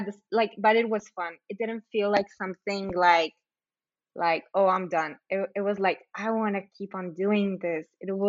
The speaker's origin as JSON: {"language": "English", "town": "Agua Prieta", "region": "Sonora", "country": "Mexico", "tie": "born or raised there", "also_born_or_lived": "Douglas, United States", "said": "So Angelina, when you came down to my hometown, to Agua Prieta and Douglas for Dance in the Desert"}